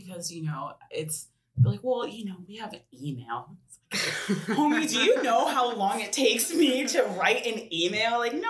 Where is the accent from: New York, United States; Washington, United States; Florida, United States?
Washington, United States; Woodinville; So I was able to reach out to some of the Woodinville City Council members because I'm from Woodinville.